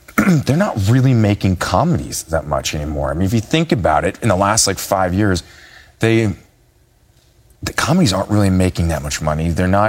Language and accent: English; Minnesota, United States; moved away as an adult; now in Los Angeles, United States; growing up in Minnesota, you have to have a sense of humor. But when I moved to LA and pursued films